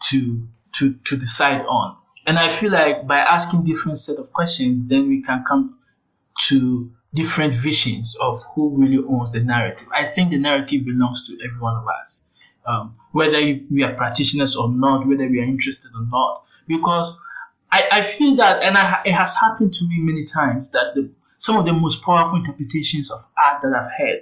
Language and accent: English; Mampong, Ashanti, Ghana; I grew up in Asante Mampong